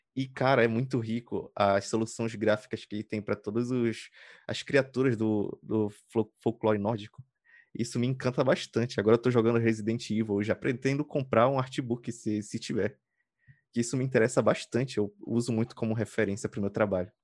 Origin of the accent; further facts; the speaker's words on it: Pará, Brazil; eu sou do Brasil, eu sou do Pará, eu moro na periferia